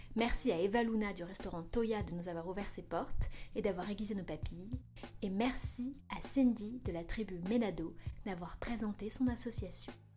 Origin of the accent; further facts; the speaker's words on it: Paris, Île-de-France, France; je suis plus parisienne que moi, tu meurs parce que je suis born and raised à Montmartre. Pendant 22 ans, j'ai grandi à Montmartre